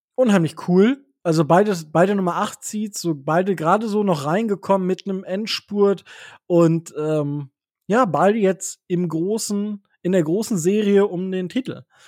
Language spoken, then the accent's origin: German; Osnabrück, Lower Saxony, Germany; ich komme ja aus Osnabrück